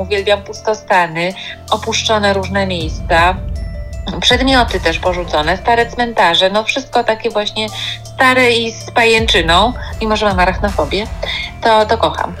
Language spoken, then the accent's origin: Polish; Kraków, Lesser Poland, Poland; wychowałam się, dorastałam od pierwszych dni życia y, na Placu Mariackim w Krakowie